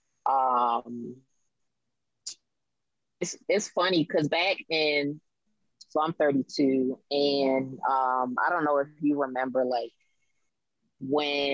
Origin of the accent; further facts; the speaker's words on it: Abingdon, Maryland, United States; moved away as an adult; now in Baltimore, United States; born here, raised in Harford County, spent a lot of time in Baltimore growing up because my family's here. And now I'm living in Baltimore